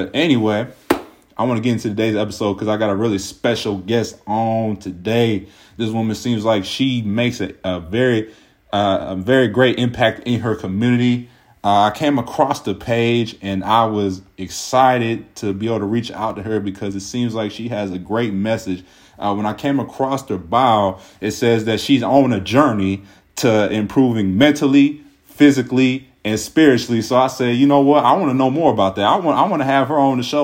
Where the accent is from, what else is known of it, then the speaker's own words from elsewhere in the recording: Cincinnati, Ohio, United States; now in Kent, United States; we're originally from Cincinnati